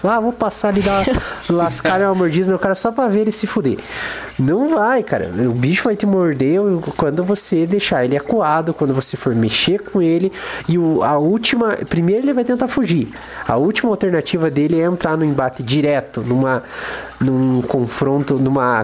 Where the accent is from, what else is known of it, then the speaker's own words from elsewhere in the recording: interior of Paraná, Brazil; a gente é do interior do Paraná, Guarapuava não é uma cidade tão grande e eu ainda sou mais do interior ainda.